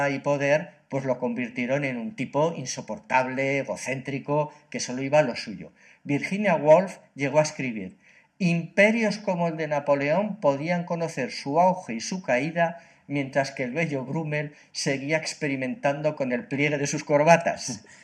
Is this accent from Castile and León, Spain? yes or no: no; Catalonia, Spain; Pues sí, yo, yo como catalán eh, realmente le he echado de menos.